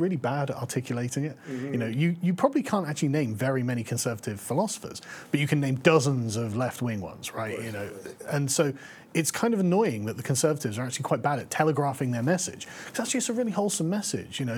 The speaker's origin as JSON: {"language": "English", "region": "England", "country": "United Kingdom", "said": "I'm from England"}